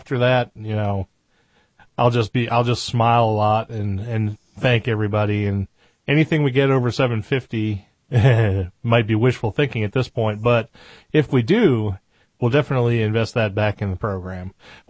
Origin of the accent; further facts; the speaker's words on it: New England, United States; accent: New England; I grew up in New England, and I had a habit. When I lived there, I talked like a New Englander, and I dropped my R's a lot.